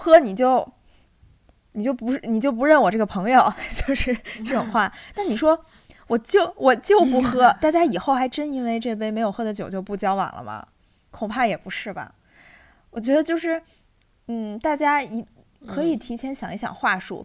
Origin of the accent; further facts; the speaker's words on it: Inner Mongolia, China; moved away; 我老家不是在内蒙嘛，然后那边的酒文化就是非常地可怕